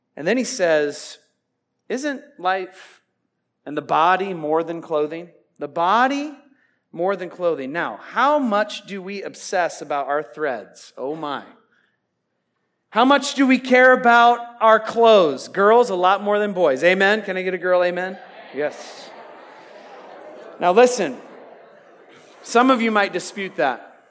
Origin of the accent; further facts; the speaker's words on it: Iowa, United States; I'm from Iowa.